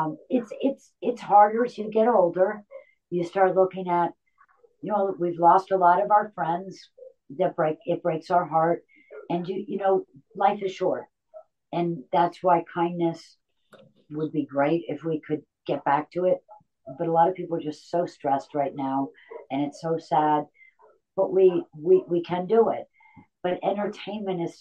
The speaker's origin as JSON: {"language": "English", "region": "Connecticut", "country": "United States", "said": "I'm from Connecticut"}